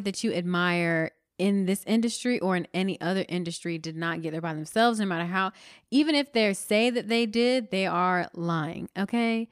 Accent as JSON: {"language": "English", "region": "Florida", "country": "United States", "said": "I'm from Florida"}